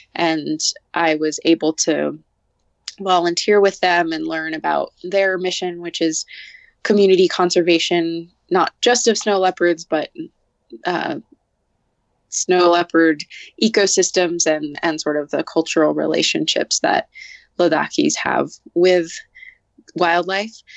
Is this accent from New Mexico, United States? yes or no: yes; Santa Fe, New Mexico, United States; it's also nice to be back in my hometown of santa fe